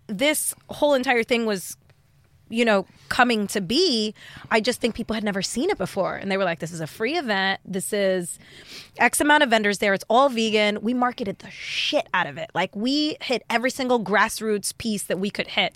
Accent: New York City, New York, United States; now in Los Angeles, United States; I'm from New York originally

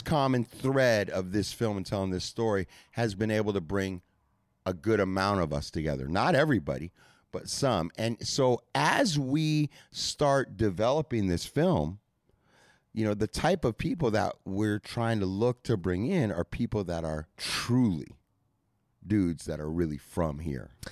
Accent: Santa Monica, California, United States; I grew up in Santa Monica

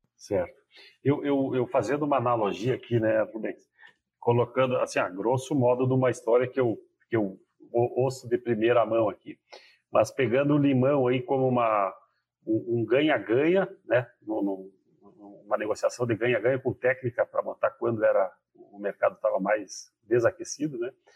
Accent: Rio Grande do Sul, Brazil; eu sou gaúcho e o gaúcho usa o tu

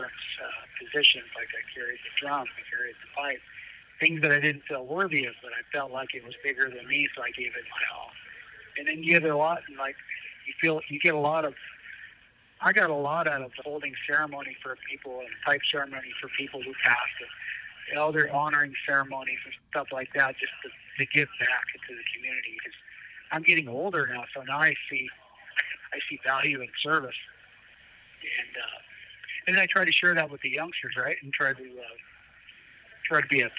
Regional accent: Colville Reservation, Washington, United States; now in Walla Walla, United States; I grew up on the Colville Reservation

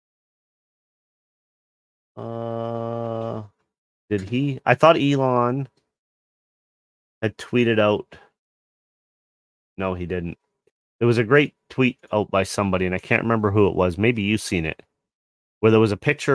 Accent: Canada; as a Canadian

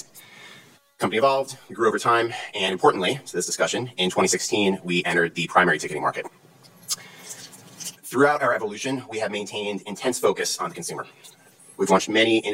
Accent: Cleveland, Ohio, United States; I grew up in Cleveland, Ohio

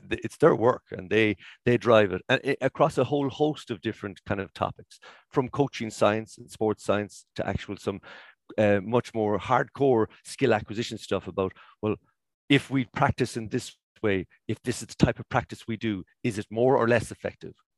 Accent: Cork, Munster, Ireland; I'm from Cork

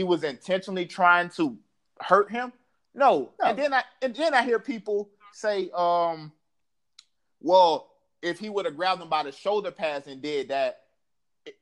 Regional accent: the South, United States; I'm from the South

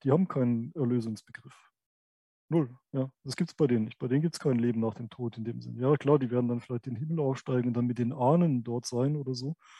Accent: a village in Baden-Württemberg, Germany; aus meinem Aufwachsen in, äh, in, in, in diesem Dörfchen in Baden-Württemberg

